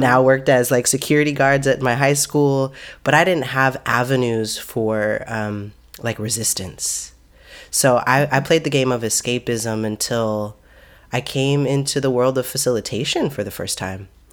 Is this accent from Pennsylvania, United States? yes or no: no; Seattle, Washington, United States; moved away as an adult; also born or lived in Oakland; now in Seattle, United States; I grew up in Seattle. My family's, my family is from Seattle many generations back